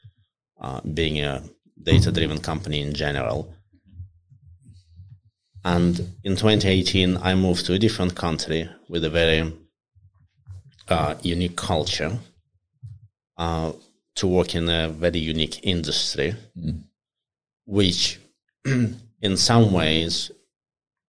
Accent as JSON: {"language": "English", "country": "Russia", "tie": "born or raised there", "also_born_or_lived": "Moscow", "moved": "yes", "said": "I grew up in Russia, in a relatively small city, and I went to study in Moscow for my uni"}